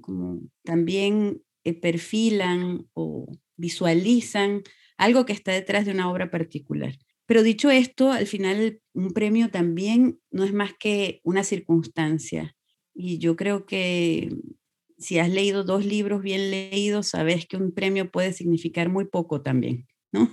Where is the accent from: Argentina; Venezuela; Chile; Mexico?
Venezuela; moved away as an adult; also born or lived in Bolivia; now in Eugene, United States; todos nacimos en Venezuela, porque mis padres salieron por razones políticas de Bolivia el 71 y estuvieron en Venezuela muchos años